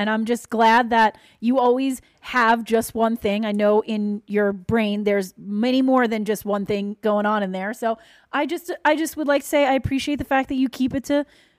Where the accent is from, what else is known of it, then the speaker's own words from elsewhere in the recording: Long Island, New York, United States; I'm from Long Island.